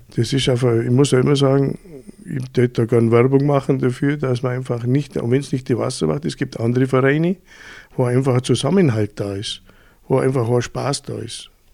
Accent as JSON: {"language": "German", "town": "Füssen", "region": "Bavaria", "country": "Germany", "tie": "born or raised there", "said": "Ich bin aufgewachsen in Füssen"}